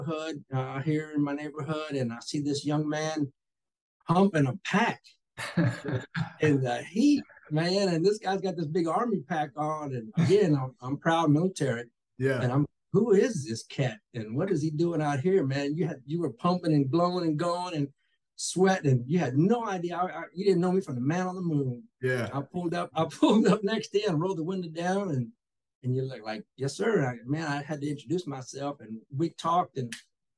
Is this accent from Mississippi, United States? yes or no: no; Taylor, Texas, United States; I was born and raised here in Taylor, Texas. You know, lived here all my life